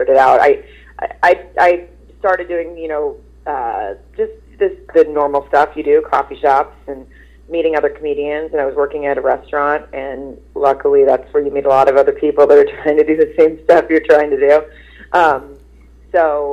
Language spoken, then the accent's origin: English; Arkansas, United States; also born or lived in Germany; I grew up in Arkansas